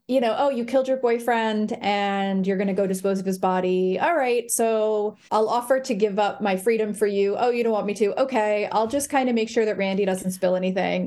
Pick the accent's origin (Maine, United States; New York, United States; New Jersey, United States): New Jersey, United States; Bergen County; now in Providence, United States; I am a third generation Bergen County person